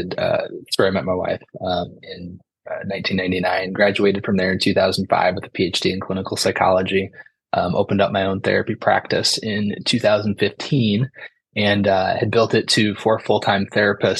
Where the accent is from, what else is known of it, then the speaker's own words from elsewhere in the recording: Dixon, Illinois, United States; also born or lived in Chicago suburbs; I grew up in a little town called Dixon, Illinois.